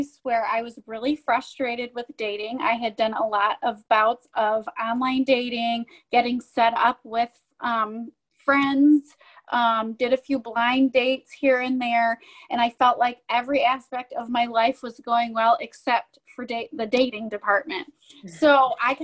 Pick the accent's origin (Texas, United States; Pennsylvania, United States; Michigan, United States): Michigan, United States; I'm from Michigan, and I'm 31 years old